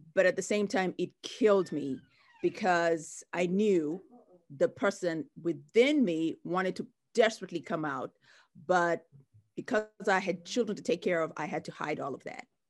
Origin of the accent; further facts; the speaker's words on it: Mombasa, Mombasa County, Kenya; moved away as an adult; now in United States; I grew up in Kenya, in the coastal town of Mombasa